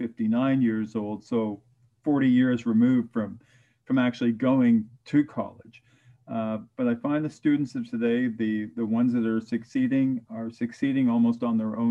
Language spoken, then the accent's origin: English; West End, Ontario, Canada; moved away as an adult; now in Durham Region, Canada; my schooling was back at Humber College, and I grew up in the West End rather than the East End